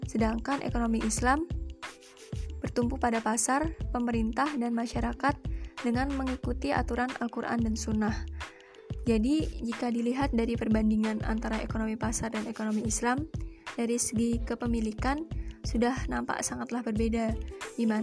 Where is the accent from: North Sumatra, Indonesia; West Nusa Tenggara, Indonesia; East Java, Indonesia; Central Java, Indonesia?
Central Java, Indonesia; Wonogiri; Di daerah saya, tepatnya di Wonogiri, Jawa Tengah, Kendaraan yang paling banyak digunakan yaitu bis kota